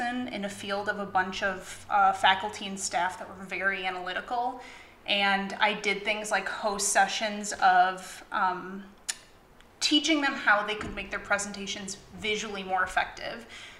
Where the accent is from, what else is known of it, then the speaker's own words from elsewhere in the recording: Detroit, Michigan, United States; also born or lived in East Lansing, Michigan / Knoxville, Tennessee; I'm originally from Metro Detroit and grew up there